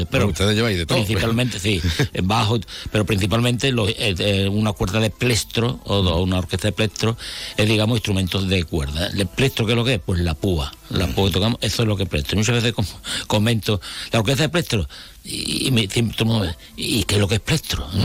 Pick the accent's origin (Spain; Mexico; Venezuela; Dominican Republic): Spain; Andalusia; somos personas de Jerez, de Cádiz, del puerto, de San Fernando, eh, de Puerto Real, eh, de Chiclana, que, somos de toda